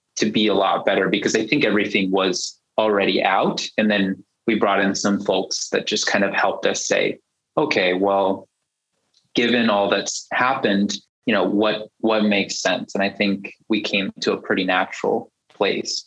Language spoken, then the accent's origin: English; United States; also born or lived in China; I am culturally American, you know, born and raised, and my parents were born and raised in the US too